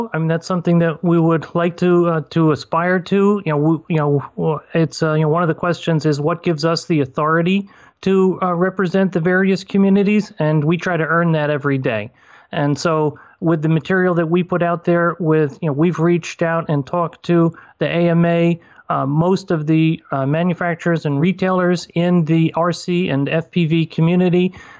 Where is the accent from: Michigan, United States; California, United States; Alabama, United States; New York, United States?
New York, United States; also born or lived in moved 9 times; we've moved 9 times, but I'm back in my hometown after 28 years. And so it was in a field in this hometown in upstate New York.